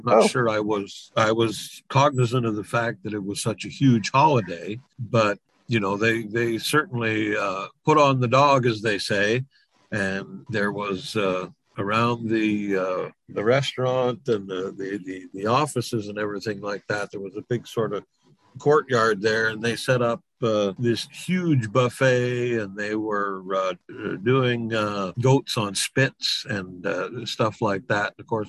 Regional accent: Quebec, Canada; accent: Quebecois; I knew how to speak French. Obviously, I got made fun of because my Quebecois accent

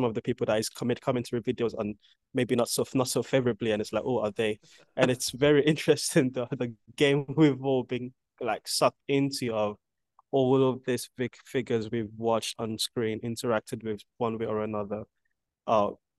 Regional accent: Nigeria; now in United Kingdom; growing up in Nigeria

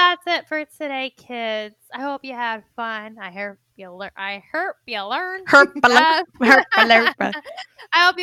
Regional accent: Cuba; accent: Cuban; here I am with my Cuban accent

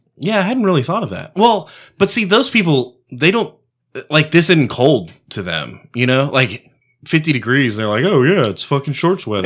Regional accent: Texas, United States; I'm a Texan.

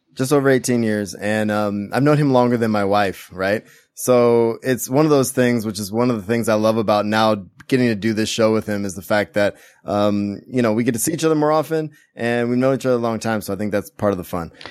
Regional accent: Central Valley, California, United States; where I grew up in the Central Valley in California

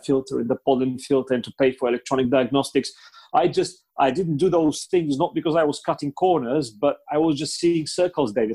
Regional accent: Bulgaria; first language Bulgarian; English is a second language; moved away; my native Bulgarian

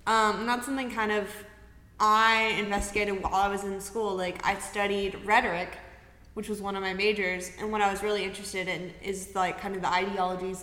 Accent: Chattanooga, Tennessee, United States; also born or lived in Dalton, Georgia; now in Knoxville, United States; I went to high school and, like, middle school in Chattanooga, but I was born in Dalton, Georgia. So when people ask me where I'm from, I say Chattanooga most of the time

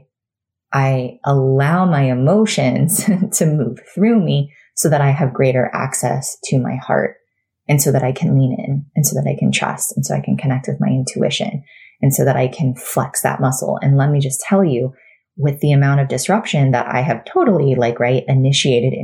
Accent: Florida, United States; moved away as an adult; now in North Carolina, United States; we were, you know, born and raised in Florida, 36 years for me

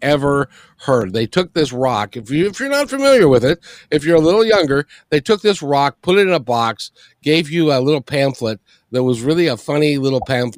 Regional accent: Kenmore, Washington, United States; moved away; I grew up in Kenmore

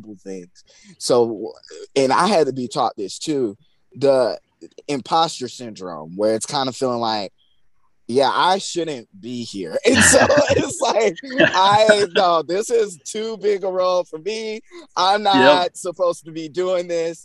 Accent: Crestview, Florida, United States; moved away; we are from Crestview, Florida.

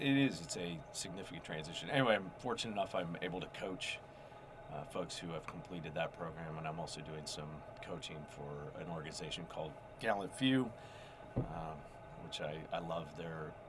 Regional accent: Minnesota, United States; moved away as an adult; also born or lived in Cincinnati area; I grew up in Minnesota

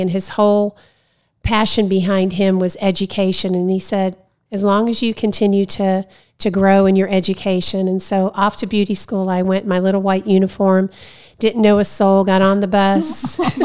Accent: Ohio, United States; moved away; Originally from Ohio. That's where I went to school

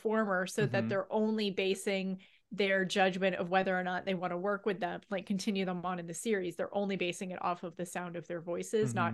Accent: Windsor, Ontario, Canada; growing up in Windsor

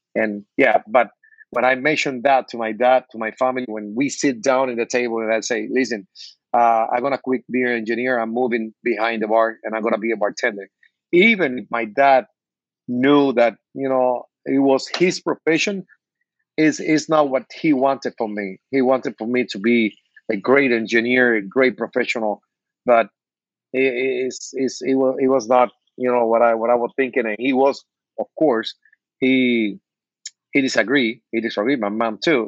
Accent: Cuba; English is a second language; moved away as an adult; now in Miami, United States; I was born in Cuba, and I, I came to the state with with 42 years old, almost 20 years ago.

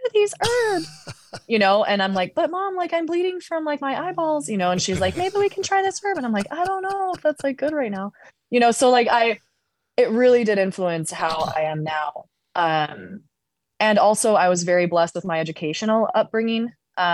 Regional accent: Colorado, United States; growing up in Colorado

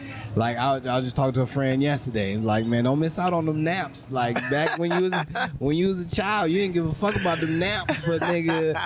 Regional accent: New Orleans, Louisiana, United States; moved away; growing up in New Orleans

